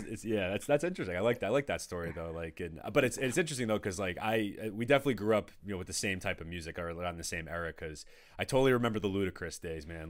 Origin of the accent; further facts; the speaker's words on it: Danvers, Massachusetts, United States; also born or lived in Peabody / Framingham / Medford / Reading; now in North Andover, United States; I grew up in Danvers